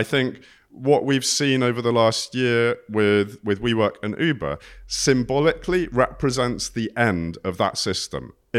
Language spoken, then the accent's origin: English; South West England, United Kingdom; I grew up in Cornwall.